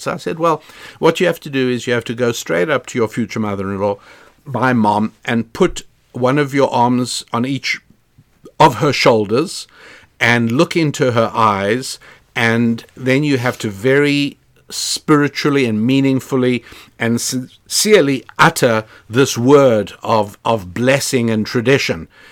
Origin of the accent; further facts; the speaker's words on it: South Africa; moved away; when I was growing up in South Africa